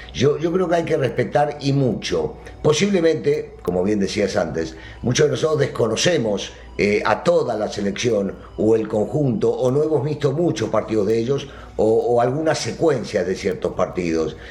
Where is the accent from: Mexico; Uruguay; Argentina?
Argentina; así lo vivimos en mi país